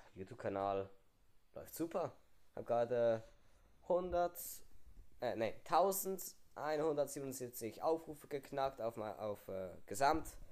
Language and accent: German; Switzerland; bei uns in der Schweiz ist es so, wir haben die Primarschule